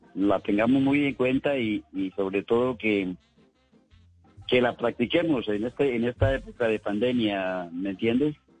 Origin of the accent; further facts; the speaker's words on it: Ubalá, Cundinamarca, Colombia; mi pueblo de San Pedro de Jagua